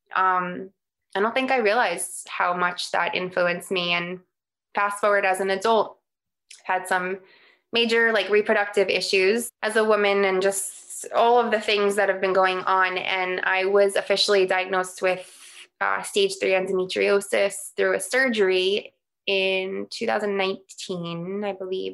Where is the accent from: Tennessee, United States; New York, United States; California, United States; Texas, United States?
New York, United States; New York City; moved away; I grew up in New York on Staten Island